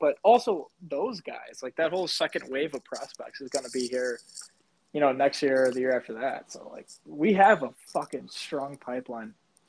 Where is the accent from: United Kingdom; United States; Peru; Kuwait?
United States; as an American